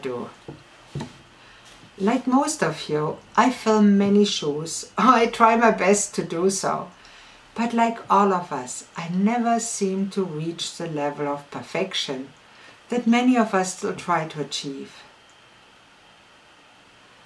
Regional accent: Ulm, Baden-Württemberg, Germany; I was born in Ulm, in southwest Germany.

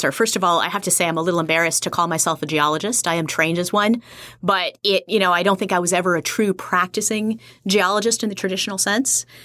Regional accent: Kailua, Hawaii, United States; up as an army brat all over the world, but a good chunk of, of my childhood and where I consider my hometown is uh, in Kailua, Hawaii.

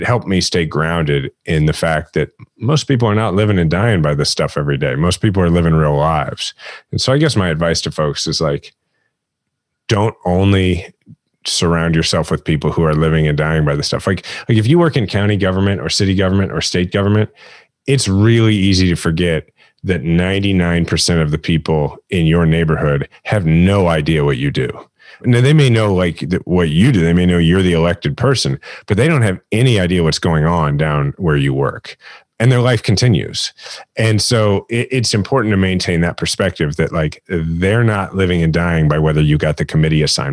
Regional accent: Midwest, United States; growing up in the Midwest and having sort of that Midwestern point of view

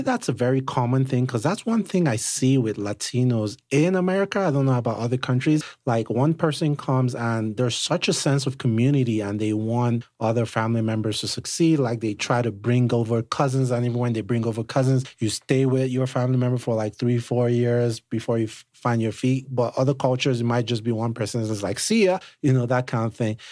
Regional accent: Nigeria; now in United States; I'm Nigerian, right? So I'm an immigrant myself

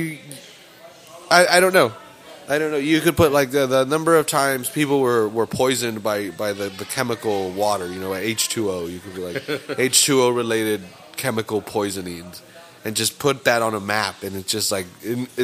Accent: Salinas, California, United States; We're from Salinas. We're born and raised here

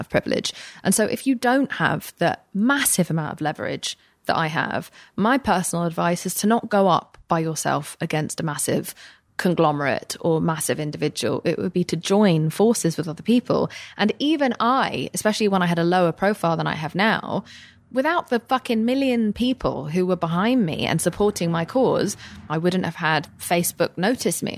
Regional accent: England, United Kingdom; moved away as an adult; now in United States; I am an English person

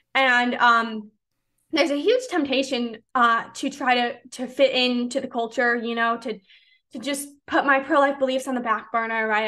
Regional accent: Chicago, Illinois, United States; moved away as an adult; now in Clearwater, United States; I grew up in the Chicagoland area

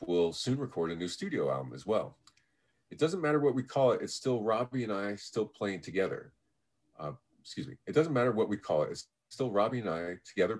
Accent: Florida, United States; now in Los Angeles, United States; And, you know, I didn't grow up in Southern California. I came out here from Florida, but I've been in Los Angeles since 1992.

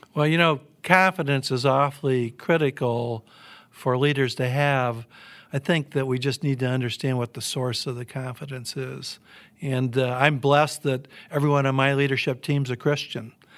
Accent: Midwest, United States; like a lot of kids in the nineteen fifties and sixties growing up in the Midwest

